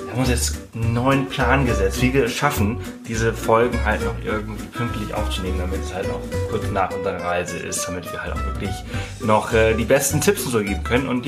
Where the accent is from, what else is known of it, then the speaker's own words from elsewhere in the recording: Balearic Islands, Spain; Also, also was heißt nicht gesehen? Ich komme aus Mallorca, natürlich habe ich das gesehen.